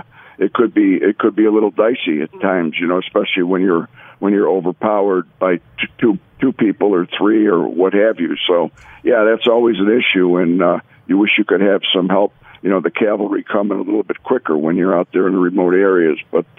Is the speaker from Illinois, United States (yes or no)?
yes; Chicago, Illinois, United States; moved away as an adult; also born or lived in Las Vegas; I grew up in Chicago on the south side, right near Midway Airport.